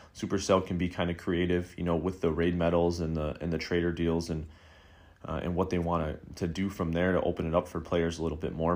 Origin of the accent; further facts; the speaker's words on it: Buffalo, New York, United States; my hometown of, of Buffalo, New York